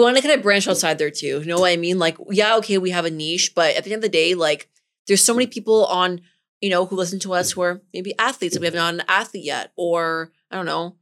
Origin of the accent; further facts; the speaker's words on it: Richmond Hill, Ontario, Canada; also born or lived in Toronto; I'm from Richmond Hill